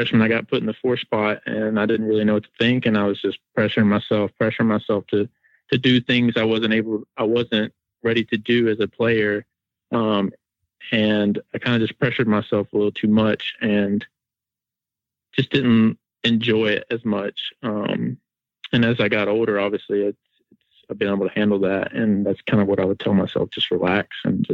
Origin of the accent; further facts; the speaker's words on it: Asheville, North Carolina, United States; Asheville, North Carolina is where I'm from